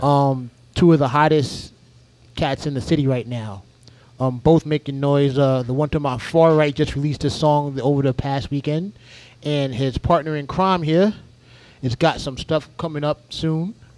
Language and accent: English; New York, United States; I'm from New York